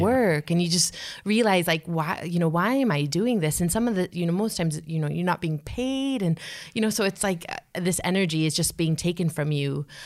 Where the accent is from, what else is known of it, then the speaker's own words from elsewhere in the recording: United States; I'm an American